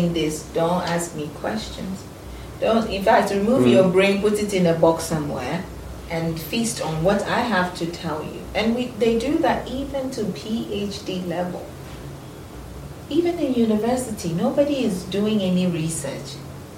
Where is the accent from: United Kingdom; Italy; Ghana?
Ghana